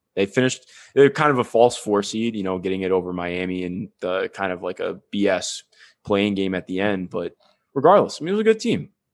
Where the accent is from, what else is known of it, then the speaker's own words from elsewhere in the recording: Cleveland, Ohio, United States; growing up in Cleveland